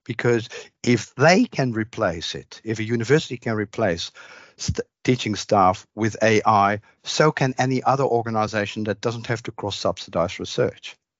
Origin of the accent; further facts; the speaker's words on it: Netherlands; moved away as an adult; also born or lived in Maastricht, Netherlands; now in Australia; I grew up in the Netherlands